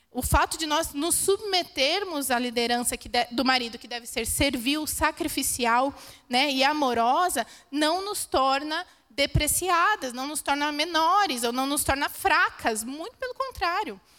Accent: Santos, São Paulo, Brazil; nós viemos de Santos, né? Nós moramos aqui em Datuba somente há, há, seis meses, mas a gente morou por muitos anos em Santos

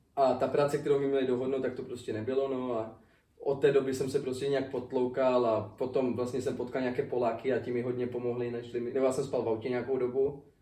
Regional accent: Czechia; moved away as an adult; now in United States

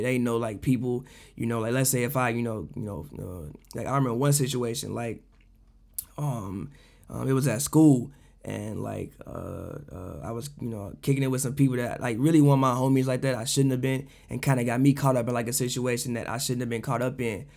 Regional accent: Chicago, Illinois, United States; growing up in the South Side of Chicago, being the only child

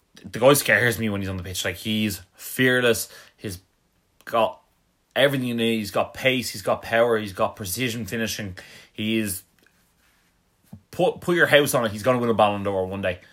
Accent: Ireland; we're from Ireland

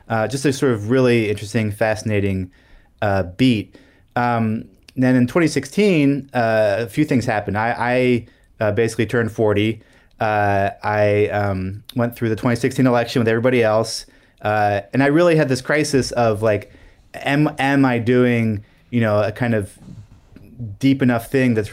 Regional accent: Brussels, Brussels-Capital Region, Belgium; Yeah, so I grew up in Brussels.

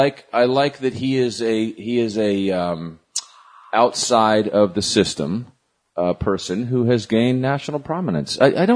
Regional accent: Vermont, United States; I'm from Vermont

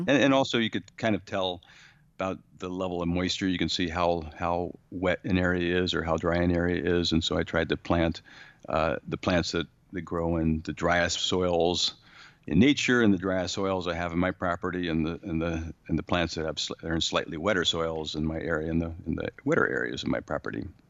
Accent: San Diego, California, United States; moved away; I grew up in San Diego

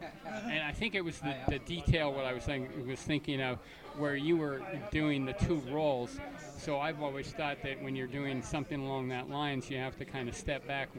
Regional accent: Canada; I was raised in Canada

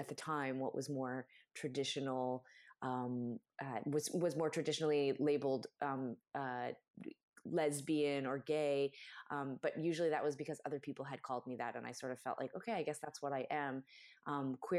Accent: Canada; I'm Canadian

